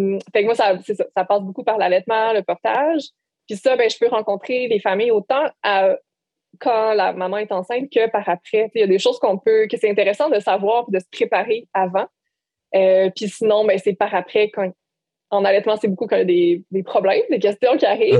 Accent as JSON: {"language": "French", "area": "Bas-Saint-Laurent", "region": "Quebec", "country": "Canada", "tie": "born or raised there", "moved": "as an adult", "said": "en revenant euh, dans ma région natale"}